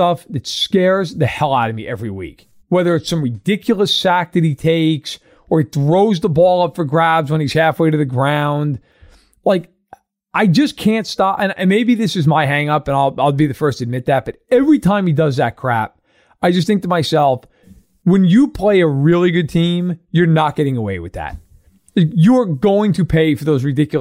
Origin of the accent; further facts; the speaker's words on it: New York, United States; I'm from New York